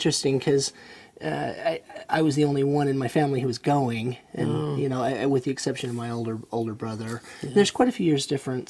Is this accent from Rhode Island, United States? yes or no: no; Hyde Park, Utah, United States; also born or lived in Orem, Utah; I was born in rural Hyde. Well, I was born in Orem, but we moved to Hyde Park when I was very young.